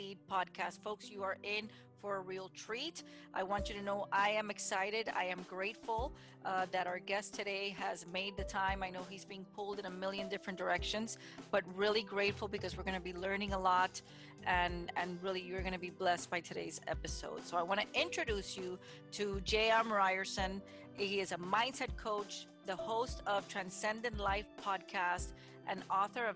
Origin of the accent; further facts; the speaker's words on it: Miami, Florida, United States; I was born and raised in Miami, and Florida will always be home.